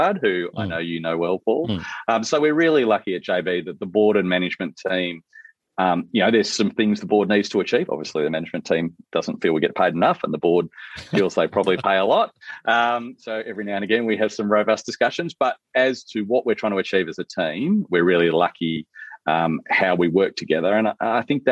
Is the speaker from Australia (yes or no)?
yes; Mitcham, Victoria, Australia; I grew up in Mitcham in the outer suburbs of Victoria.